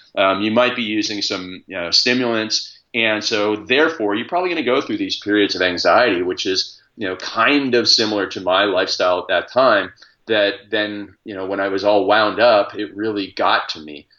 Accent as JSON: {"language": "English", "town": "Stratford", "region": "Ontario", "country": "Canada", "tie": "born or raised there", "said": "I grew up in Stratford, Ontario, which is the hometown of Justin Bieber as well"}